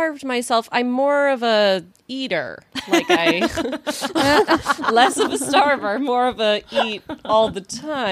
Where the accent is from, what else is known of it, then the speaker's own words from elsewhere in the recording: Texas, United States; moved away; I'm from Texas.